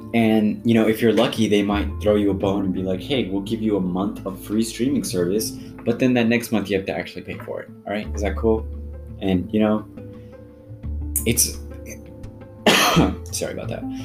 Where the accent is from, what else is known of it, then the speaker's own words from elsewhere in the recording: United States; I speak as an American from an American perspective